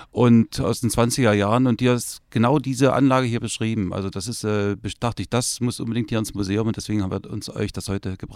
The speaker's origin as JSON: {"language": "German", "town": "Halle", "region": "Saxony-Anhalt", "country": "Germany", "said": "Und ich bin der … aus Halle."}